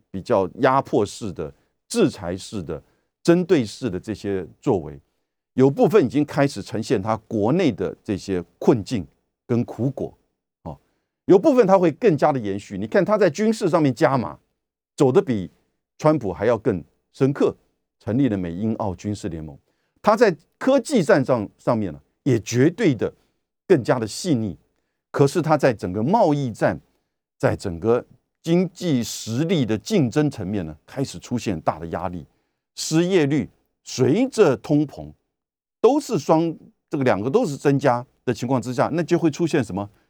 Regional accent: Taiwan; 我们台湾这边当然也就跟随了西方媒体

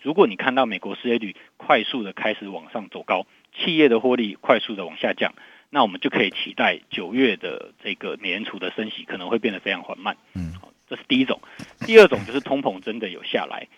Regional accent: Taiwan; 然后我们台湾这边有这个，呃，地方的选举

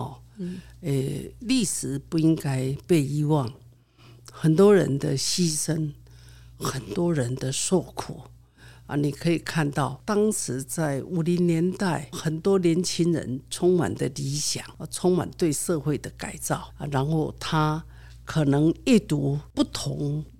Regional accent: Yilan, Yilan County, Taiwan; 我的故乡在宜兰，宜兰

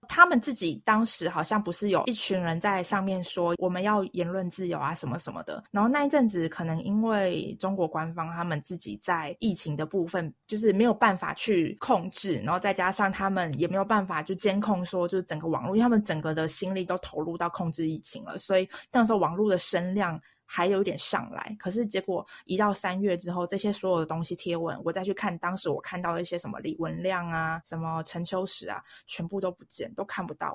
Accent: Taiwan; now in Shanghai, China; 对我台湾人来说

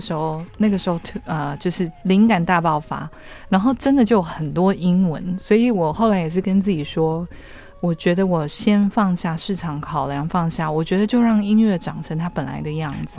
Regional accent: Taiwan; also born or lived in United States; 我就是一个土生土长的 台湾人

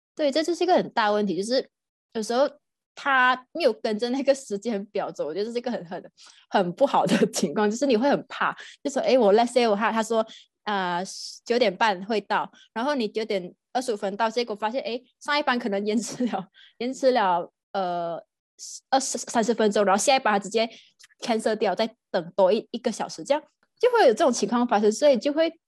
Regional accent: Malaysia; now in Germany; 我现在在新加坡，然后我来自马来西亚柔佛马耶波

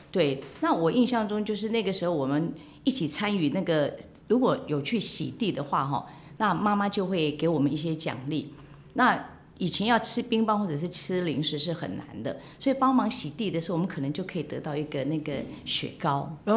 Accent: Kinmen County, Taiwan; 我们金门人做的那个碰

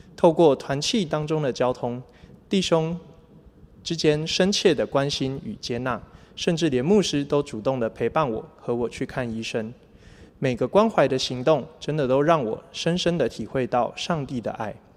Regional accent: Chiayi, Taiwan; 我是嘉义人， 从小在基督教的家庭长大， 父母亲用心地养育我， 给我很好的学习环境， 也自小就栽培我学习钢琴。

